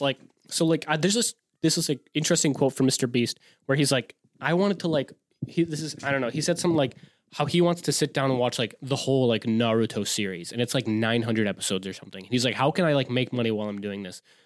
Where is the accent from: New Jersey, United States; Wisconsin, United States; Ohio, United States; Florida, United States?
Wisconsin, United States; we're from Wisconsin.